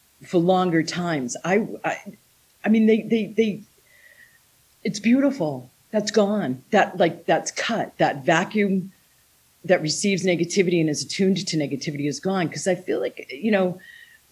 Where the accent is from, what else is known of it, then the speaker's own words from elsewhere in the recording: United States; moved away as an adult; also born or lived in Taiwan; my home country, USA